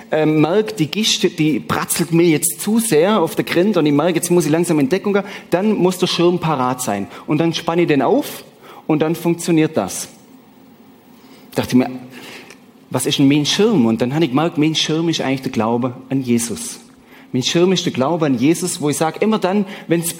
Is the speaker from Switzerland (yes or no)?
yes; Switzerland; Ihr oder mir als Schweizer haben natürlich den Vorteil, dass wir kein Euro haben.